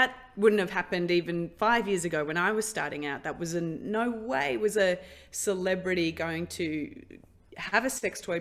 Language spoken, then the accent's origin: English; Australia; I grew up in Australia